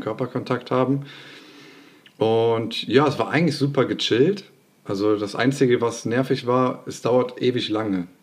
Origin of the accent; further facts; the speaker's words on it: Bergisch Gladbach, North Rhine-Westphalia, Germany; ich komme aus Refrath oder Bergisch Gladbach, wer das nicht kennt.